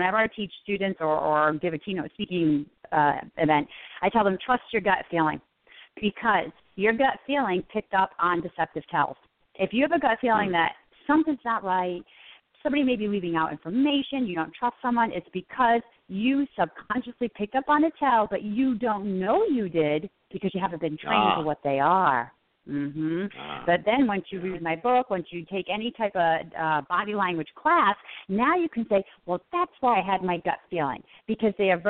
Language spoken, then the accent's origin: English; Northeast, United States; So I'm Italian. I'm from the Northeast.